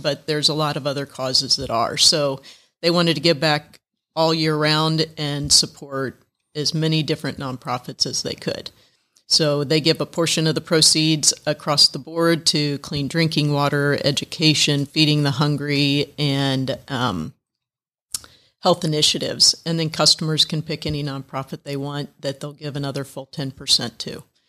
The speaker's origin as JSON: {"language": "English", "region": "Indiana", "country": "United States", "tie": "born or raised there", "moved": "as an adult", "lives_now": "Atlanta, United States", "said": "I grew up in Indiana."}